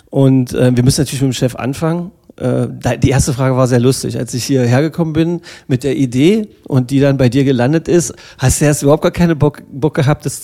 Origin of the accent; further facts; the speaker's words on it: Magdeburg, Saxony-Anhalt, Germany; Äh, als ein Magdeburger Kind, äh, hier geboren, mit Elbewasser getauft, äh, mit äh, geschichtsträchtigem Dom aufgewachsen, mit Spaziergängen ähm, rings um das Kloster unserer lieben Frauen, im Zoo, quasi groß geworden